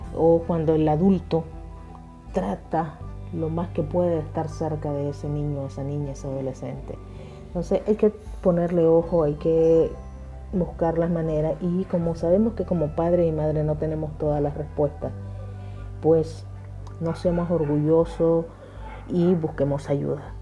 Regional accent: Nicaragua; desde Nicaragua

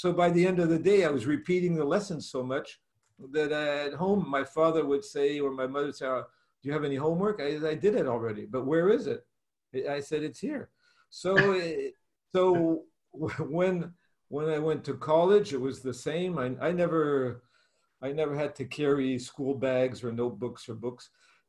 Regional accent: Germany; born there; I was born in Germany. I was born in Germany and from American parents and with a mixed culture, Russian, Italian, German, everything's mixed up in my family.

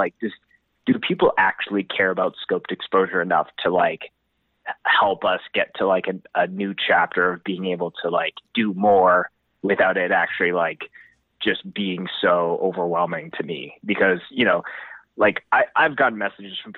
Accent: Winnipeg, Manitoba, Canada; now in Calgary, Canada; I grew up in Winnipeg

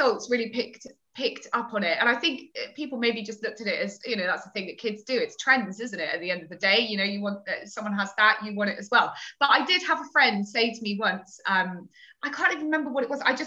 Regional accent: Torquay, South West England, United Kingdom; the girls' grammar school in the area that I grew up in Torquay

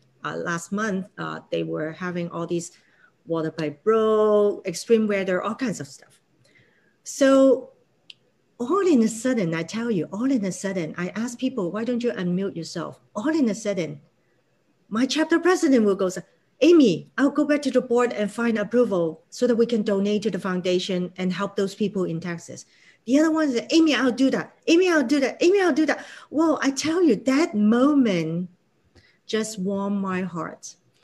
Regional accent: Hong Kong; English is a second language; now in United States; when I first came to America, I'm from Hong Kong, right? So a certain level of English capability that we all build in.

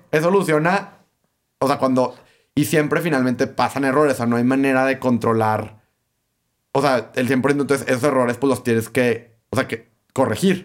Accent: Torreón, Coahuila, Mexico; aquí en Torreón

